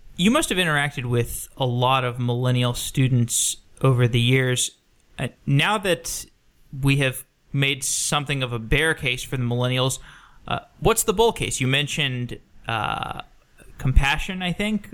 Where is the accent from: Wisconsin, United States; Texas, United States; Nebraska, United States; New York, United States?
Texas, United States; Austin; I grew up in Austin. I spent 23 years there